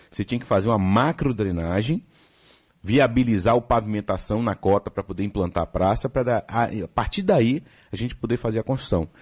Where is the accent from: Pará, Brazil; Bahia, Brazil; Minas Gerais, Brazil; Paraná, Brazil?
Bahia, Brazil; São Caetano; eu sou de São Caetano